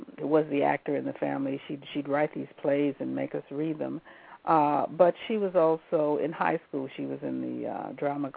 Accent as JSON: {"language": "English", "town": "Bessemer", "region": "Alabama", "country": "United States", "tie": "born or raised there", "said": "I grew up in Alabama, in Bessemer, Alabama, small town outside of Birmingham, Alabama"}